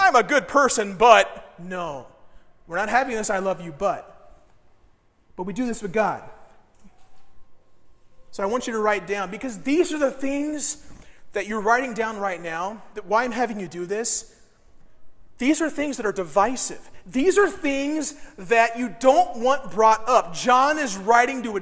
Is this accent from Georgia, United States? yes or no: no; Decatur, Illinois, United States; moved away; I'm from Decatur. We gave the world the Chicago Bears.